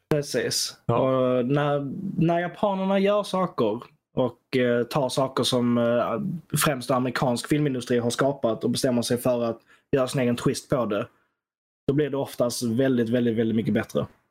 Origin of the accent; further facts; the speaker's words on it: Sweden; som svensk